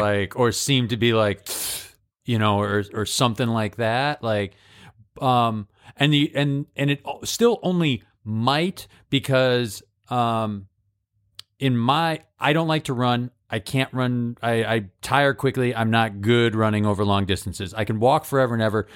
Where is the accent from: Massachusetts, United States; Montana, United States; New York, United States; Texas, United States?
Massachusetts, United States; Holyoke; born or raised there